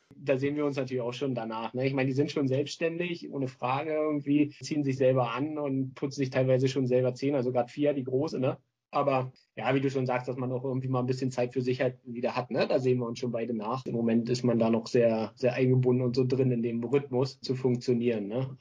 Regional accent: Berlin, Germany; now in Lübeck, Germany

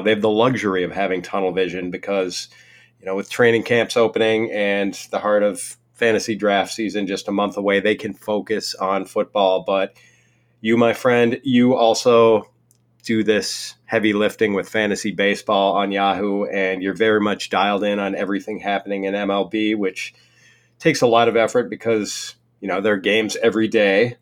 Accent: Milwaukee, Wisconsin, United States; the Brewers, my hometown baseball team

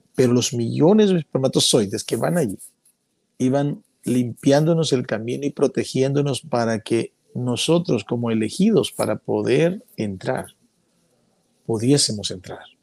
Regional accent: Honduras; las cuevas que hay en mi país

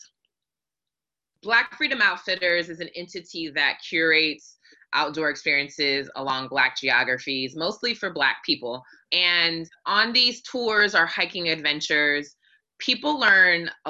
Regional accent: Hawaii, United States; now in Atlanta, United States; I grew up in Hawaii and basically lived on the beach.

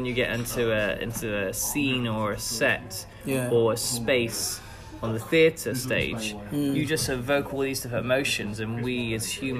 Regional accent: Devon, South West England, United Kingdom; now in London, United Kingdom; I'm from Devon, which is a very, very small town

